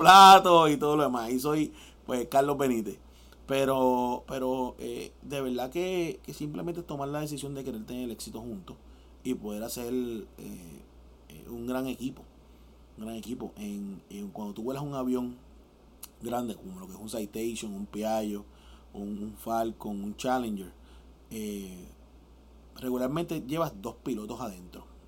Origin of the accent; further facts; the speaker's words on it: Puerto Rico; yo como boricua